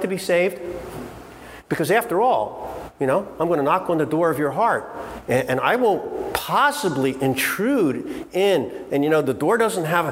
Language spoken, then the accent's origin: English; Philadelphia, Pennsylvania, United States; I'm straight from Philly, you know, and sound like